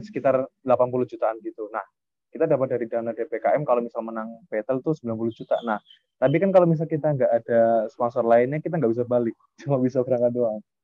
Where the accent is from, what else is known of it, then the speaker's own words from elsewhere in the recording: Java, Indonesia; kita dari Jawa